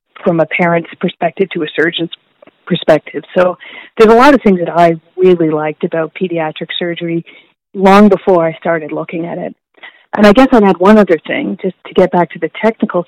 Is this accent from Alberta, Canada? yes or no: no; St. Catharines, Ontario, Canada; moved away as an adult; also born or lived in New Haven, Connecticut / Halifax, Nova Scotia / Vancouver, British Columbia; I'm from St. Catharines, Ontario, so a relatively small-ish town that is across Lake Ontario from Toronto. I grew up there